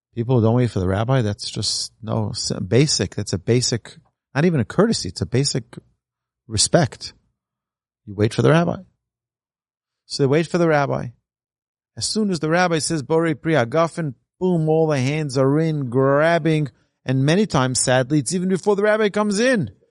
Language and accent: English; New York City, New York, United States; Growing up in Brooklyn, we were recipients of a lot of abuse